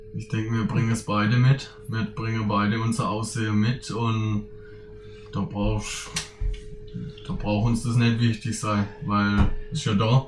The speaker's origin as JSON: {"language": "German", "town": "Königsbach", "region": "Baden-Württemberg", "country": "Germany", "tie": "born or raised there", "also_born_or_lived": "Ersingen", "said": "klar bin ich aus Königsbach, aber inzwischen bin ich auch Ersinger"}